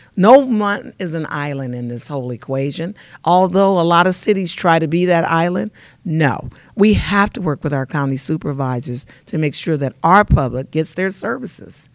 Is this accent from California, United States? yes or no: yes; Los Angeles, California, United States; now in Inland Empire, United States; I grew up in South Central L A, and I grew up during the Watts riot